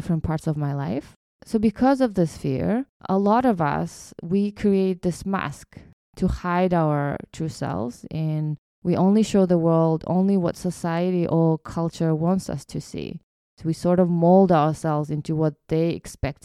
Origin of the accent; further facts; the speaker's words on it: Kyrgyzstan; moved away; me growing up in Kyrgyzstan